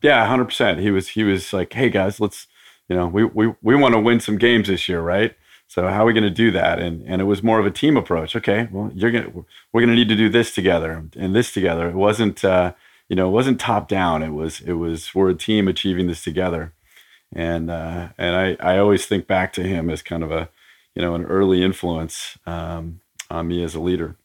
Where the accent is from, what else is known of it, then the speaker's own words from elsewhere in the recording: Portland, Oregon, United States; I grew up in Portland, Oregon.